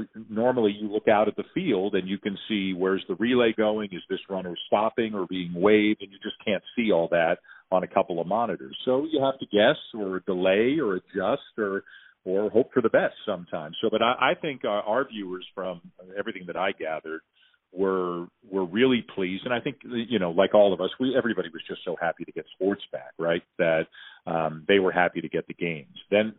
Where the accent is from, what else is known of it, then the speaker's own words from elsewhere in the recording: Canada; So, again, I'm in a tricky spot being Canadian.